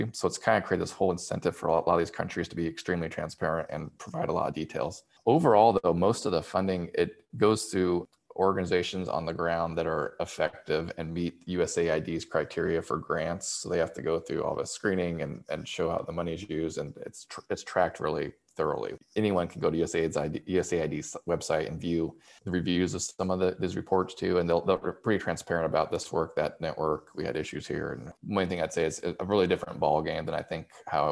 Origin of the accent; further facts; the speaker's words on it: United States; as an American